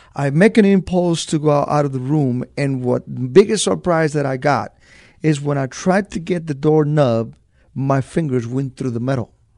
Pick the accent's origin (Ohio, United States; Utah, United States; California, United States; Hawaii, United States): California, United States; Los Angeles; moved away as an adult; also born or lived in Zacatecas, Mexico; now in San Antonio, United States; at a very young age, uh, I, I moved to East L A, and, uh, I grew up in East L A.